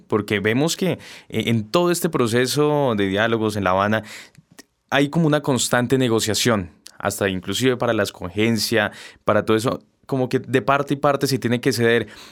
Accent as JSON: {"language": "Spanish", "country": "Colombia", "said": "como colombianos, como ciudadanos"}